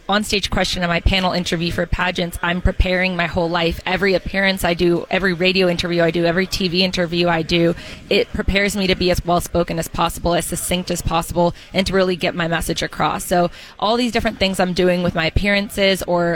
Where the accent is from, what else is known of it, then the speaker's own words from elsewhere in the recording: Oregon, United States; I grew up in Oregon. I'm from here